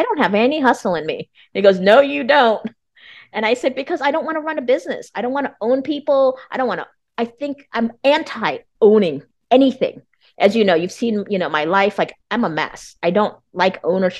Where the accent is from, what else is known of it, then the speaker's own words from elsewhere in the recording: United States; I'm Vietnamese American.